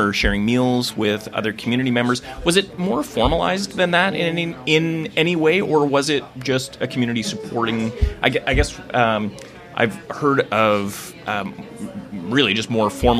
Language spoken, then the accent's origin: English; Thunder Bay, Ontario, Canada; I grew up in Thunder Bay